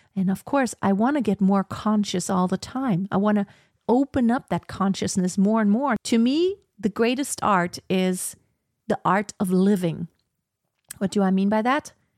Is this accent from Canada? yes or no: no; Germany; I was born in Germany, I speak German and English